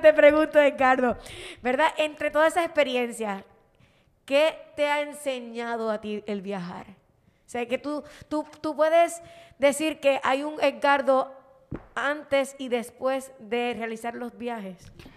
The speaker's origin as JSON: {"language": "Spanish", "country": "Puerto Rico", "said": "yo soy de aquí de Puerto Rico y yo amo mi país"}